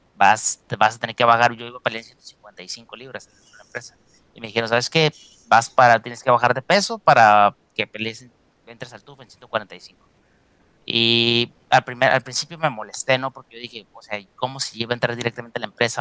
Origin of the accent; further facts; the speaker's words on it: Mexico; now in United States; los mexicanos